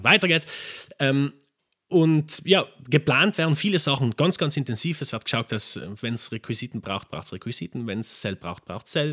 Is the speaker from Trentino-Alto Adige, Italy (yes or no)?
yes; Lana, Trentino-Alto Adige, Italy; Und bin aus Lana, also gebürtiger Lana.